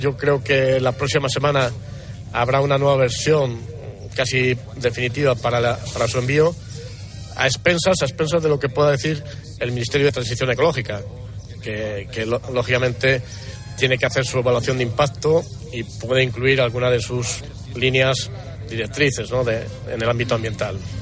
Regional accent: Castile and León, Spain; Estamos en mi tierra

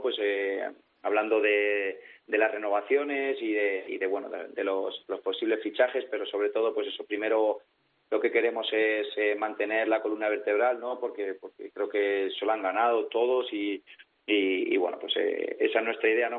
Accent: Villarrobledo, Castilla-La Mancha, Spain; mi hermano y so, y yo somos de aquí, de Villarrobledo

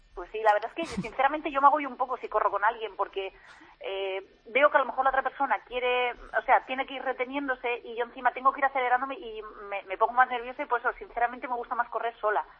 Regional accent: Novelda, Valencian Community, Spain; yo soy de Novelda, entonces ah. voy a la pista de atletismo de aquí, de, de Novelda

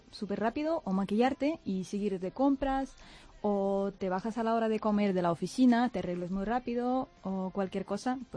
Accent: Moscow, Russia; now in Spain; mi ciudad natal, Moscú

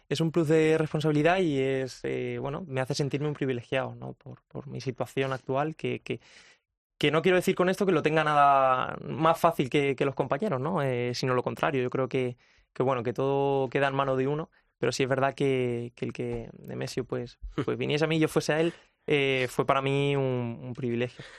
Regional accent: Ayora, Valencian Community, Spain; also born or lived in Albacete; me he criado en, Ayora, en mi pueblo, desde bien pequeñito

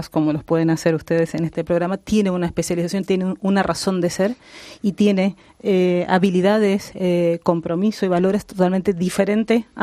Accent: Mendoza, Argentina; now in Spain; De Mendoza.

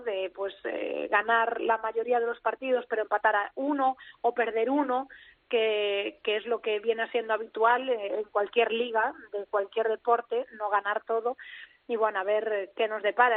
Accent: Ourense, Galicia, Spain; no es que yo sea de Urense, que ya lo sabéis, que yo tiro mucho para mi tierra

